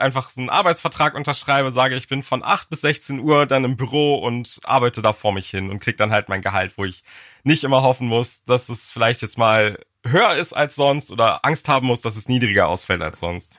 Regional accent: Germany; als Deutscher

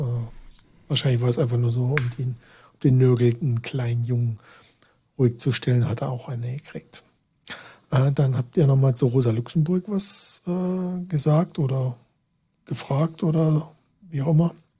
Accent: Saxony, Germany; ich komme da aus Sachsen, aus der Gegend, wo das irgendwie auch, ähm, ja, wo halt die ganzen Weihnachtssachen da so gebaut werden oder gedrechselt

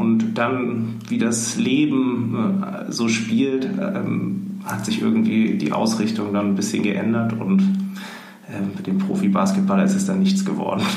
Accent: Hamburg, Germany; wir sind äh, in Hamburg aufgewachsen oder also ich ähm, in Rissen, Hamburg-Rissen

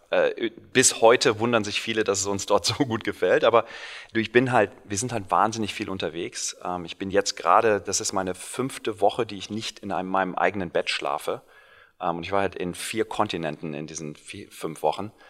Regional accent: Cologne, North Rhine-Westphalia, Germany; moved away as an adult; now in Silicon Valley, United States; gebürtiger Kölner

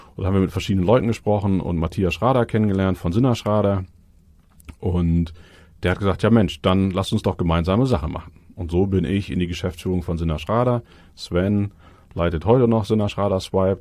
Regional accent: Cologne, North Rhine-Westphalia, Germany; moved away as an adult; now in Hamburg, Germany; Bin eigentlich Kölner, eine Kölsche Jung.

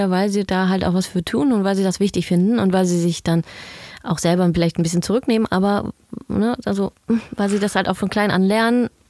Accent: Netherlands; German is a second language; Ja, sage ich, ich bin Holländerin. So schnell gebe ich nicht auf.

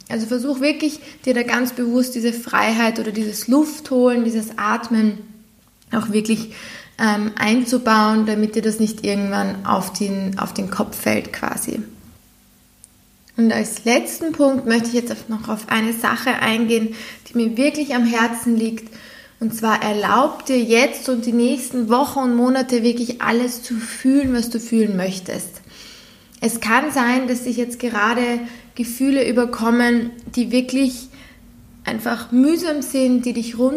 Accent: Austria; Wir sind das aber als Europäer und vor allem als Österreicher sehr gewohnt, dass wir das können.

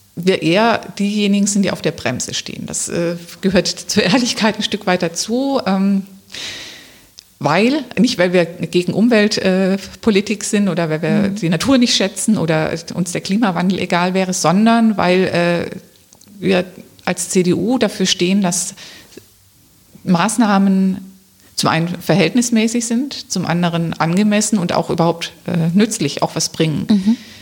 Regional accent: Rems Valley, near Stuttgart, Baden-Württemberg, Germany; moved away as an adult; now in Wiesbaden, Germany; Ich bin eigentlich Schwäbin. Ich komme aus dem Remstal, also in Nähe von Stuttgart.

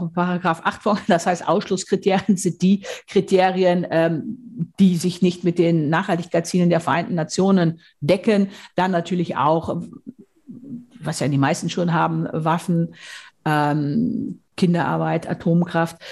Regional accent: Münsterland, North Rhine-Westphalia, Germany; Ich komme aus dem Münsterland, aus Westfalen.

